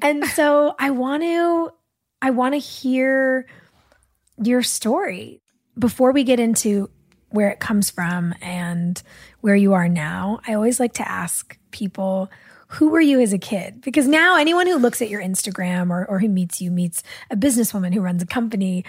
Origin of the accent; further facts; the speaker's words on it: Los Angeles, California, United States; I'm an L A baby